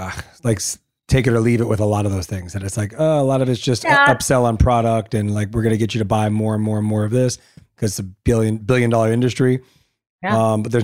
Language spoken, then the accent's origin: English; La Puente, California, United States; also born or lived in Diamond Bar, California; So I grew up out that way. I grew up in La Puente and in Diamond Bar.